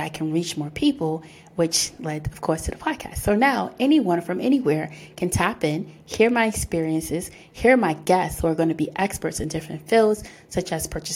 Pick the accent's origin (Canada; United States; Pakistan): United States; New York City, New York; I'm born and raised in the Bronx